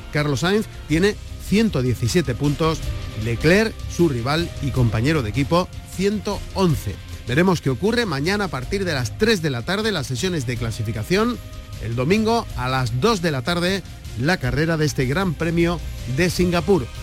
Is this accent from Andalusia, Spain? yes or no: yes; Andalusia, Spain; Tenemos aquí en nuestra tierra